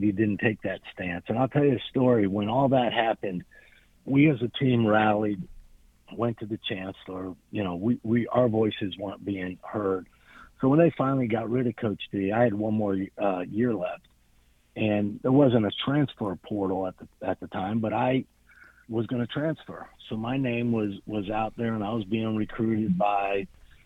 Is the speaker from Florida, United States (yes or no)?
yes; Miami, Florida, United States; I grew up in Miami.